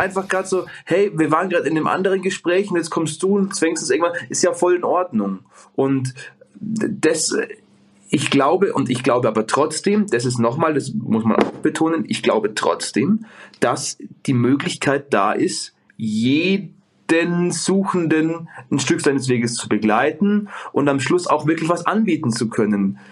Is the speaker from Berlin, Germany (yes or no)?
no; Bavaria, Germany; ich komme hier aus dem Speck, äh, Greater, Greater München